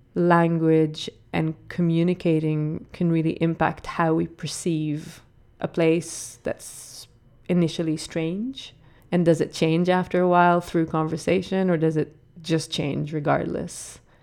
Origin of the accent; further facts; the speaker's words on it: Israel; English is a second language; moved away as an adult; also born or lived in Ireland / New York; now in Dublin, Ireland; I come from Israel, but I live in Ireland for a good few years now.